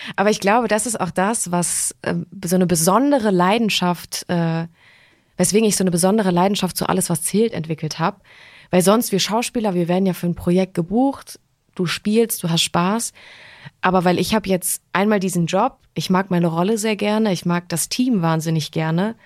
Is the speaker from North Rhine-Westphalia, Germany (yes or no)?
no; Wetzlar, Hesse, Germany; moved away; ich komme ursprünglich aus Wetzlar, aber meine Familie wohnt äh, auf Mallorca